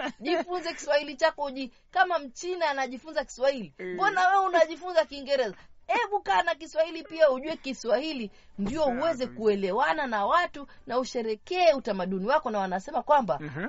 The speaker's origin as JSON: {"language": "Swahili", "country": "Kenya", "said": "mimi ni Mswahili mimi ni mm. Mkenya"}